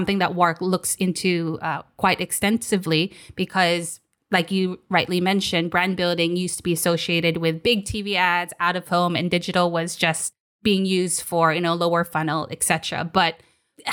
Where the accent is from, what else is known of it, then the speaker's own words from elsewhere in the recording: Philippines; I'm from the Philippines where there's a lot of problems